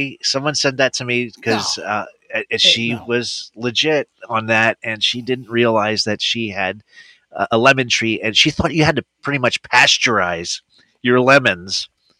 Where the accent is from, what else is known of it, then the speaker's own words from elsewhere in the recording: Pennsylvania, United States; We're from Pennsylvania.